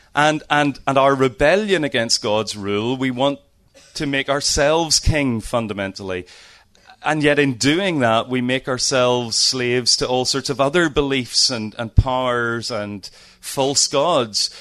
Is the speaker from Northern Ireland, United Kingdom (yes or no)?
yes; Lisburn, Northern Ireland, United Kingdom; I'm from Northern Ireland, as you can hear. Uh, have lived in Lisburn all my life